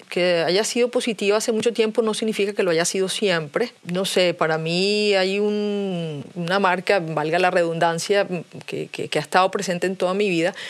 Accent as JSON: {"language": "Spanish", "country": "Venezuela", "said": "yo soy venezolana y vivo en Venezuela"}